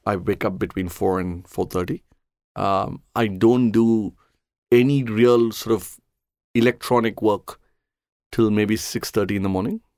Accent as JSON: {"language": "English", "town": "Chennai", "region": "Tamil Nadu", "country": "India", "tie": "born or raised there", "said": "I grew up in Chennai."}